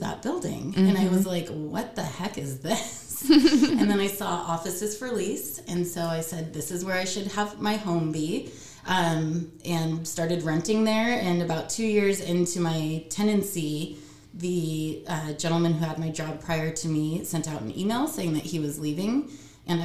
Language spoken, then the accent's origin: English; Bellevue, Washington, United States; also born or lived in Seattle, Washington / Los Angeles, California; now in Tacoma, United States; I was born in Seattle on Capitol Hill. I was raised in Bellevue